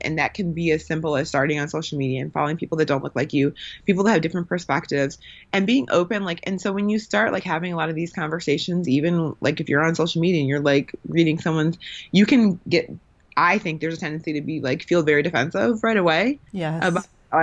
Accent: Milwaukee, Wisconsin, United States; I grew up in the Midwest where it's not really like that. So I grew up, I'm from Milwaukee

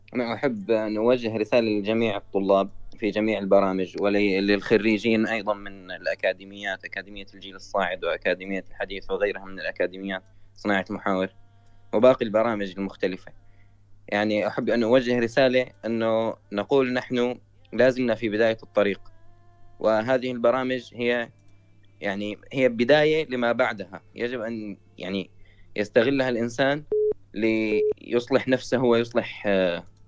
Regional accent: Syria; انا من سوريا

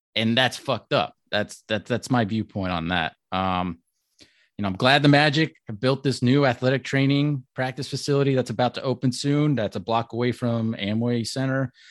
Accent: Orlando, Florida, United States; I'm a thirty-four-year-old Greek guy, born and raised in Orlando

